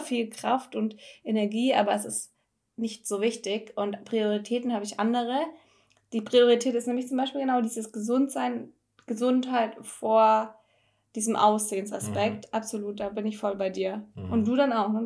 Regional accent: Filderstadt, Baden-Württemberg, Germany; also born or lived in Stuttgart; Geburtsort Filderstadt

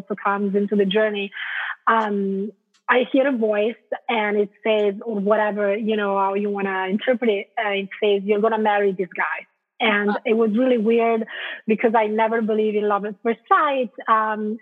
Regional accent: Italy; moved away as an adult; also born or lived in London, United Kingdom / Spain; now in Portland, United States; born in Italy, and I stayed there until after university

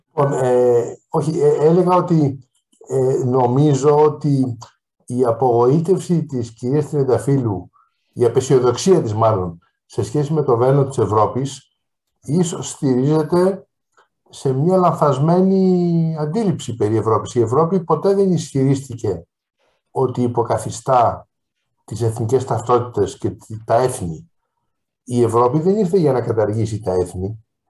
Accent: Greece; ως Έλληνας

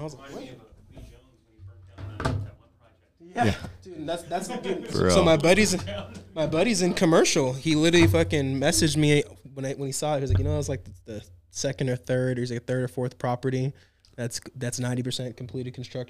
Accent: Las Vegas, Nevada, United States; So I'm a born and raised Las Vegas native. I was born in Valley Hospital in 1995, which is an old-ass hospital in Vegas.

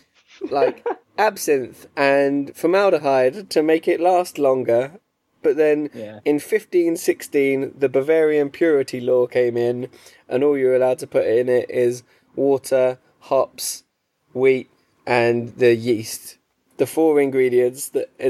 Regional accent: England, United Kingdom

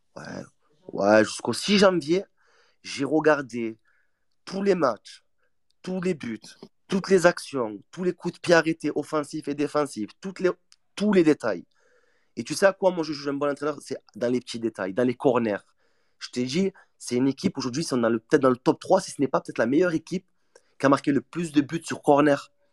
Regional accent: Marseille, Provence-Alpes-Côte d'Azur, France; Je suis Marseillais 100% tamponné au, fer.

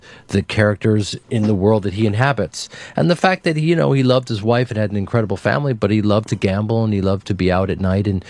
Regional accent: United States; I'm an American

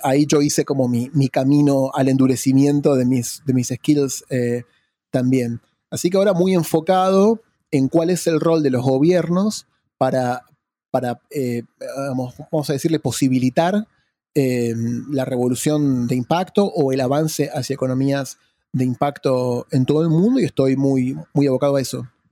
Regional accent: Argentina; also born or lived in Sussex / London; yo soy de Argentina

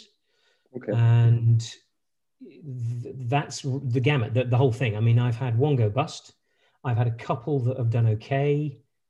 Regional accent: United Kingdom; accent: British; moved away as an adult; also born or lived in French Alps / United States; my accent, I'm a British, British by origin. Was born in the UK. I spent most of my formative, pretty much all my formative years up to my bachelor's degree in the UK.

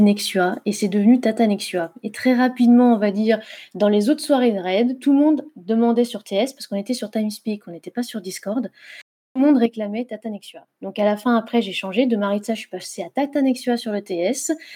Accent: Saône-et-Loire, southern Burgundy, Bourgogne-Franche-Comté, France; moved away as an adult; also born or lived in Lorraine / Nord; now in Lyon, France; j'ai vécu une très grande majorité de ma vie en Bourgogne du Sud en Saône-et-Loire, euh, dans un petit village

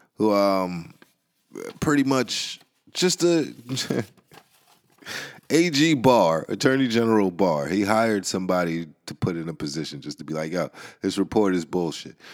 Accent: New York City, New York, United States; I'm from the Bronx, and, uh, I grew up in a certain environment

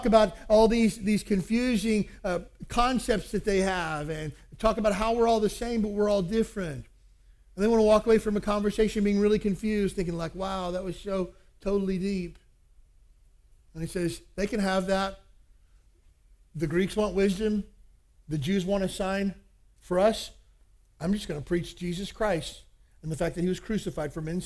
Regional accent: Kentucky, United States; I grew up in Kentucky

